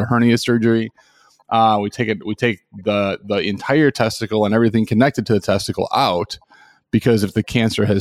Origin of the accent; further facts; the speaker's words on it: Chicago, Illinois, United States; moved away as an adult; also born or lived in Washington, D.C. / New York City; I'm from Chicago originally